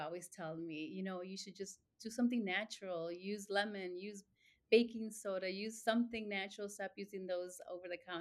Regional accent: Chicago, Illinois, United States; also born or lived in Mexico; lived here all my life, grew up in Little Village

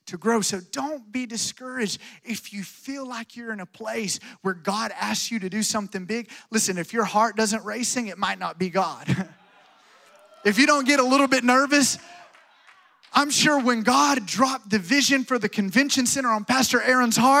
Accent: Alabama, United States; moved away; I'm from Alabama, so I was raised watching John Wayne

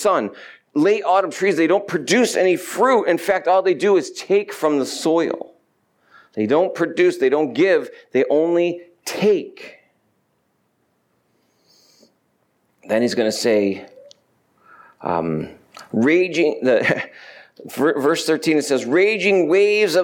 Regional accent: New York, United States; moved away; I'm from New York

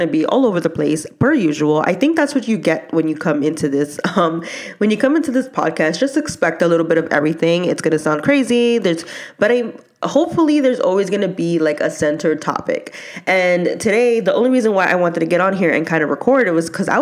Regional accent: New York, United States; me growing up in New York and just having like that Hispanic background

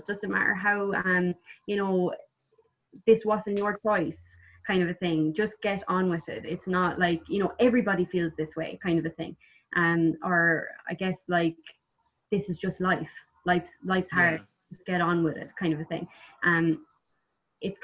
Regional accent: Ireland; as Irish people

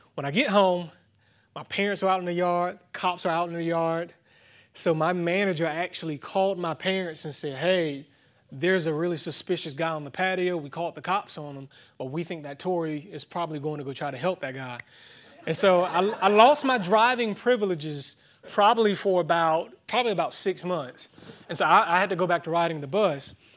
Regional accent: Thomson, Georgia, United States; my hometown Thompson is actually two and a half hours east of Atlanta

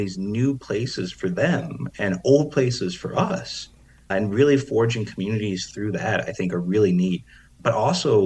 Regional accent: East Chicago, Indiana, United States; moved away; in my hometown of East Chicago, Indiana

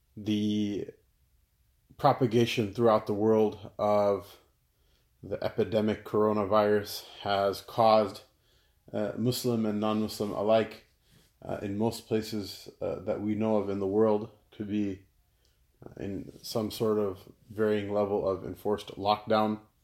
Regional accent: United States; I'm an American." "Of course I'm an American

